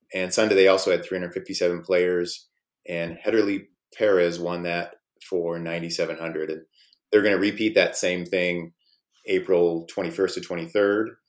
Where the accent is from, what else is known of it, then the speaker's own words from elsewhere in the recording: Midwest, United States; I'm from the Midwest